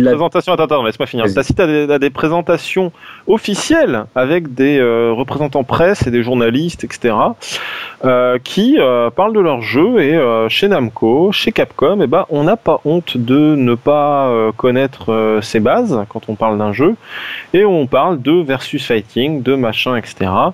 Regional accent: France; on est des Français

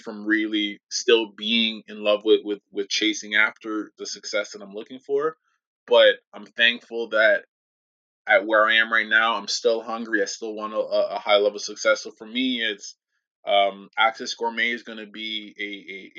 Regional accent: Jamaica; moved away; I grew up in Jamaica country

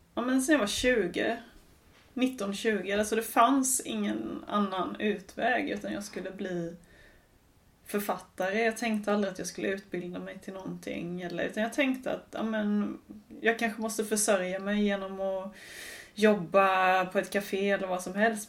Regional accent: Sweden; moved away as an adult; also born or lived in England; jag var svensk

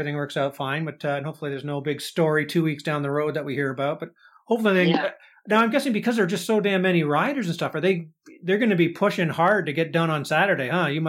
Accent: Canada; we're Canadian

